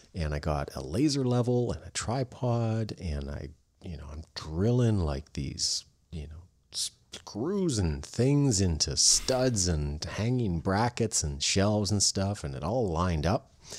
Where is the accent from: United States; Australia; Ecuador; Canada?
Canada; I'm Canadian